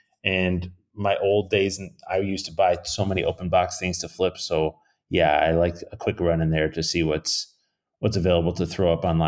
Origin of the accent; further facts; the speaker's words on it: New York, United States; I'm from Western New York, so I know that a lot of people might argue with this, but nobody can do buffalo wings like they can in Western New York.